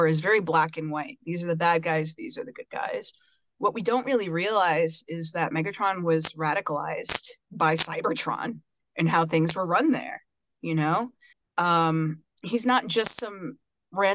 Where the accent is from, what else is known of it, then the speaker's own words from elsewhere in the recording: New York City, New York, United States; I am from Brooklyn, New York originally. I was raised in Coney Island in a beautiful mixed Afro-Puerto Rican family.